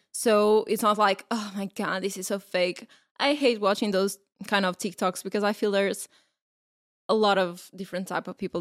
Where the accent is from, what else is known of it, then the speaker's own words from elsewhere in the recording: Portugal; we are from Portugal